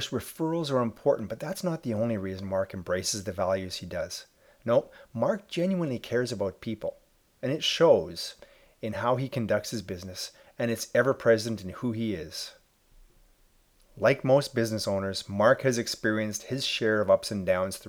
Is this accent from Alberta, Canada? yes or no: yes; Edmonton, Alberta, Canada; right here in my hometown of Edmonton, Alberta, Canada